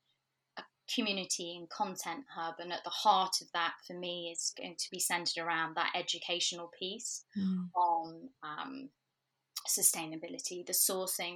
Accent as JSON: {"language": "English", "town": "Manchester", "region": "North West England", "country": "United Kingdom", "also_born_or_lived": "New York", "moved": "as an adult", "lives_now": "London, United Kingdom", "said": "I'm originally from Manchester"}